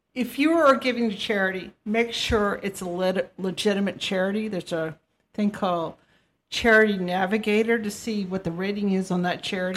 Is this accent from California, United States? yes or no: no; Virginia, United States; we're from Virginia